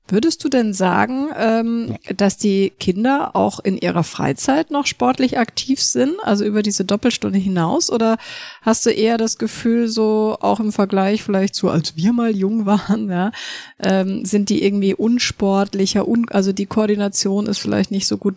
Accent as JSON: {"language": "German", "town": "Munich", "region": "Bavaria", "country": "Germany", "tie": "born or raised there", "said": "ich bin ja in München aufgewachsen"}